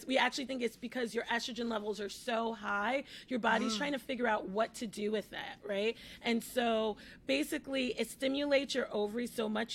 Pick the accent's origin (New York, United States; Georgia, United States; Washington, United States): New York, United States; New York City; I'm from the Bronx, I work in the Bronx